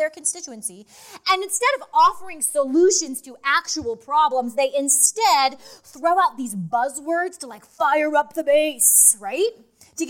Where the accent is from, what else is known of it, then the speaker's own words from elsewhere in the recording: Idaho, United States; I'm from Idaho